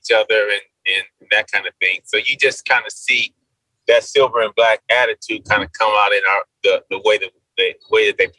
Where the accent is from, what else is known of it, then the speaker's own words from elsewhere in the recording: Inglewood, California, United States; also born or lived in Baldwin Park, California; I'm from Inglewood, California. Mm-hmm. And then my parents divorced. So I went out to Baldwin Park